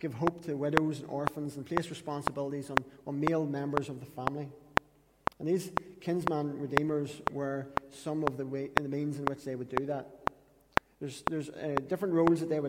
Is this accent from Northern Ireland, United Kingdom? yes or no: yes; Katesbridge, Northern Ireland, United Kingdom; That's literally where we're from.